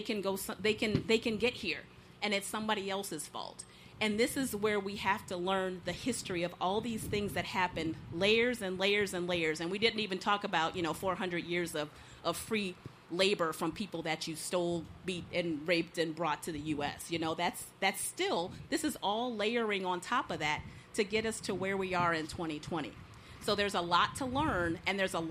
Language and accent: English; Ohio, United States; now in Ozaukee County, Wisconsin, United States; I am not from Wisconsin. I'm from Ohio